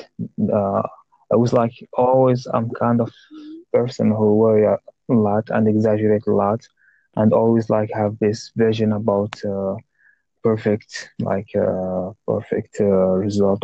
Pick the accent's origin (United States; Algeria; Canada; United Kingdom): Algeria; English is a second language; I'm from North Africa, in a country called Algeria